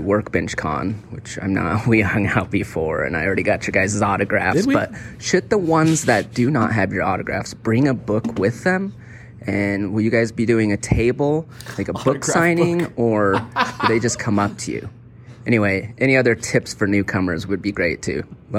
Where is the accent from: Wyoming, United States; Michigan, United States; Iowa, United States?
Wyoming, United States; I want to start it off by saying I grew up in Wyoming, and the Little Caesars pizza there is like the best, no question.